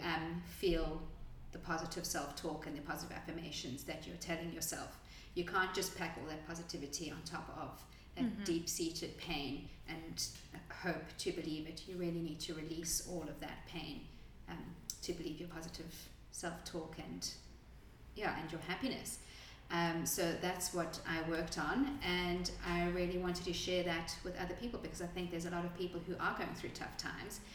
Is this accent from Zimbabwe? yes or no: no; South Africa; moved away as an adult; now in Adelaide, Australia; I am originally from South Africa and moved to Adelaide, Australia about 12